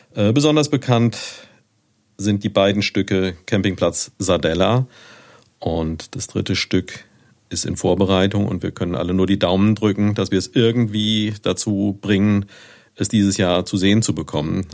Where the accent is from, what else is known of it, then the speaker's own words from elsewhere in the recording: Neuwied, Rhineland-Palatinate, Germany; moved away as an adult; Ich bin geboren hier in Neuwied und habe hier auch bis 1985 gelebt. Da habe ich auf dem Lyzeum, wie meine Großmutter immer gesagt hat, äh, Abitur gemacht